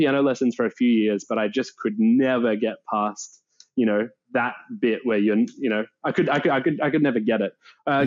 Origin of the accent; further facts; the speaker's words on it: Melbourne, Victoria, Australia; I grew up in Melbourne. I grew up in the southeastern suburbs, around like the Hallam, Narre Warren area